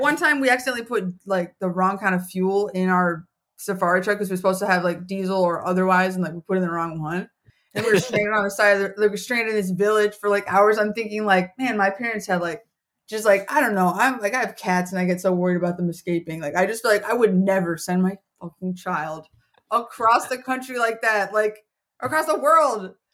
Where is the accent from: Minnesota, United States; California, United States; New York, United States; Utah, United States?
Minnesota, United States; moved away as an adult; also born or lived in Colorado; now in Philadelphia, United States; I didn't grow up there. I grew up in Minnesota